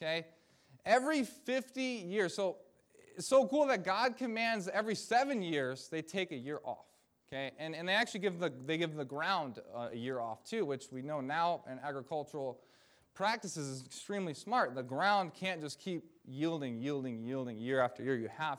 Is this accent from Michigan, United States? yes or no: yes; Michigan, United States; this was when I was in campus ministry back in my home state of Michigan